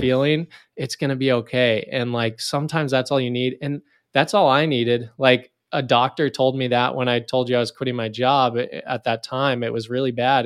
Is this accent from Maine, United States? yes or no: no; Northern California, United States; I grew up in Northern California